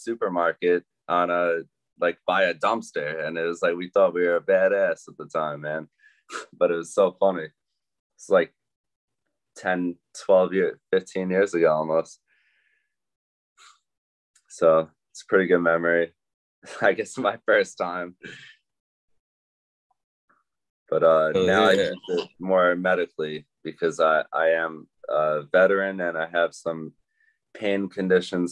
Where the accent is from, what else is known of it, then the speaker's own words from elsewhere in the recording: New York, United States; I'm from New York and I'm a small batch grower